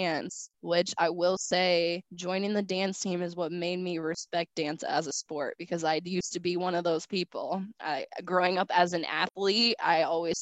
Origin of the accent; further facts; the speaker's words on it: Indianapolis, Indiana, United States; I'm from Indianapolis